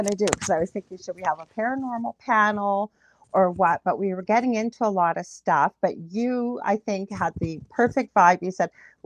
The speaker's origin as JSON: {"language": "English", "country": "Canada", "said": "I'm a Canadian clairvoyant medium"}